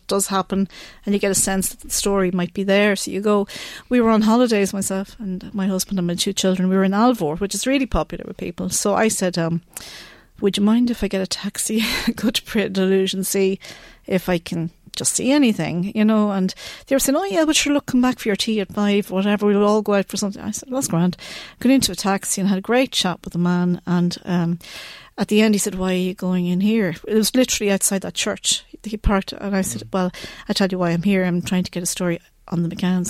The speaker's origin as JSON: {"language": "English", "country": "Ireland", "said": "I'm from Ireland, I'm a mother"}